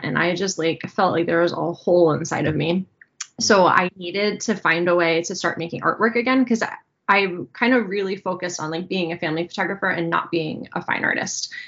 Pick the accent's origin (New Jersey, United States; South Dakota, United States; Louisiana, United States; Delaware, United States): New Jersey, United States; moved away as an adult; also born or lived in upstate New York; now in Pennsylvania, United States; I still feel like I'm from New Jersey at heart